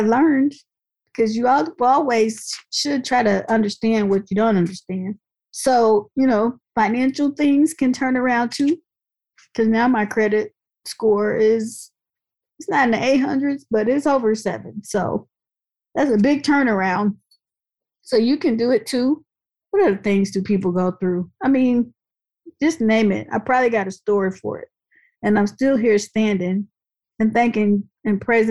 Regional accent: Dayton, Ohio, United States; my hometown, Dayton, Ohio

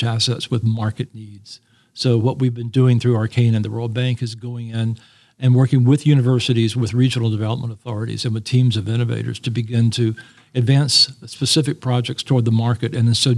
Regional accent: North Carolina, United States; I grew up in North Carolina

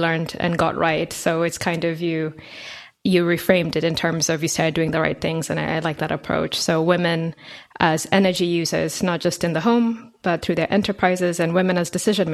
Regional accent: Nairobi, Kenya; me growing up in Nairobi

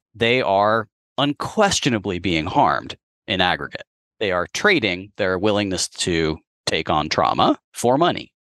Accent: San Francisco, California, United States; as a child growing up in San Francisco

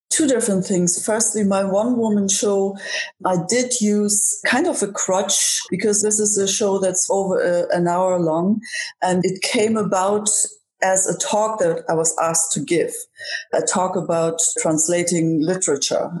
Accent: Germany; now in Ireland; Growing up in Germany

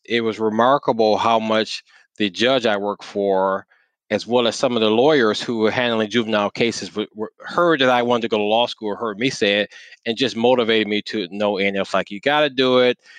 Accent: Saginaw, Michigan, United States; now in Detroit, United States; I'm born and raised in Saginaw, Michigan.

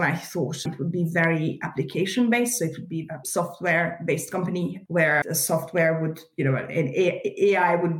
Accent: Budapest, Hungary; I was born in Budapest in Hungary in East Central Europe.

